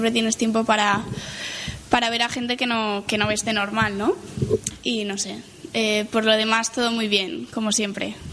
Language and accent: Spanish; Valencian Community, Spain; Pero hablando como valenciana, yo pienso que es una tradición, ¿no?